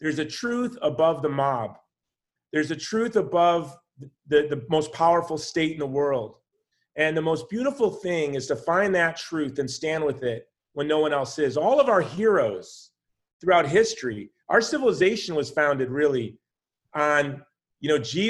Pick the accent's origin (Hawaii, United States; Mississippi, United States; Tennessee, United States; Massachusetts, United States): Hawaii, United States; I'm from Hawaii